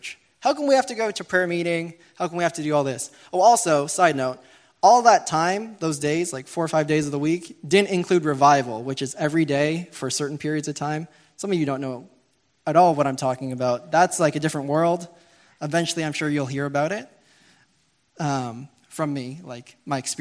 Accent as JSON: {"language": "English", "town": "Toronto", "region": "Ontario", "country": "Canada", "tie": "born or raised there", "moved": "yes", "said": "Growing up in the Pentecostal Assemblies of Canada, I'm from Toronto. I went to church a lot"}